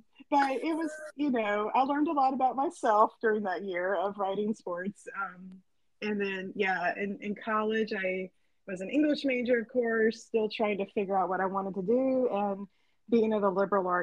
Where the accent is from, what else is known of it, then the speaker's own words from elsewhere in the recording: Suffolk, Virginia, United States; moved away as an adult; now in Alabama, United States; I'm originally from Suffolk, Virginia, which is in the east corner of the state. And I lived in Virginia most of my life